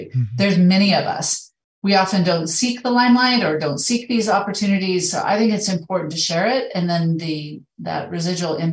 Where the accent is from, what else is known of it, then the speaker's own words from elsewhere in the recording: Idaho, United States; moved away as an adult; also born or lived in Middle East / Montana; now in Canada; I'm from Idaho. I've been living in Idaho. I kind of grew up in the West.